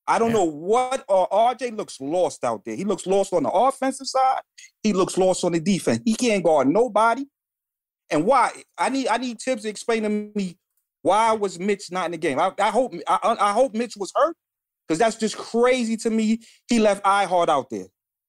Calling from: Bronx, New York, United States; Okay. From the Bronx.

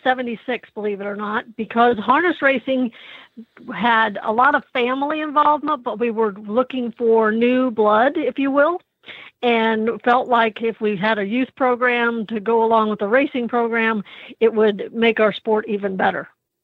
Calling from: Anderson, Indiana, United States; I am calling in from Anderson, Indiana, which is my home now.

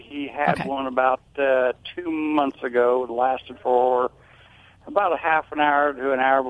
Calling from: Clinton, Indiana, United States; Clinton, Indiana.

